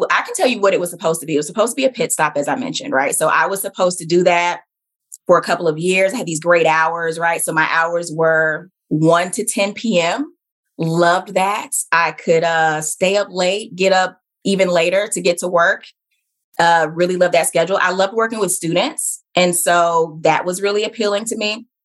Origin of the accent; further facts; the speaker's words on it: Southeast, United States; I grew up in the Southeast. Yeah. So I am a military brat, you know, so I've lived a lot of different places, but I, you know, I'm from the South. It's where my family is from.